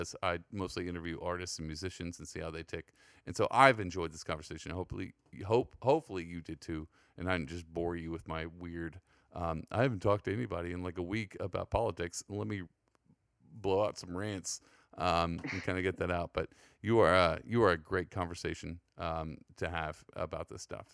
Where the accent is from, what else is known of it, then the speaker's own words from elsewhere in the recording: San Antonio, Texas, United States; now in New York, United States; I come from San Antonio